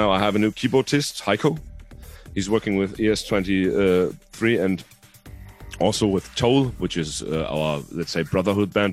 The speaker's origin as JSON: {"language": "English", "town": "Salzgitter", "region": "Lower Saxony", "country": "Germany", "tie": "born or raised there", "first_language": "Hungarian", "second_language": "English", "said": "here in my hometown in Salzgitter"}